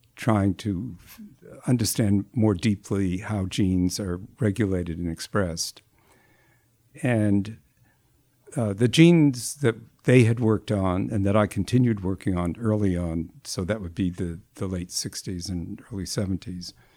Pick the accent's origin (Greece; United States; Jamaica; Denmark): United States; Newton, Massachusetts; also born or lived in Cambridge, Massachusetts; I grew up in the Boston area.